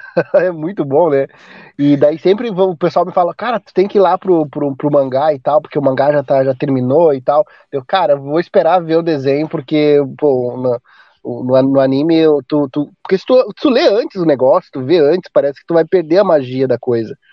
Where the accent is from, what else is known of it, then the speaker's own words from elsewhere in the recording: Porto Alegre, Rio Grande do Sul, Brazil; meu sotaque, eu sou do sul aqui, né, Porto Alegre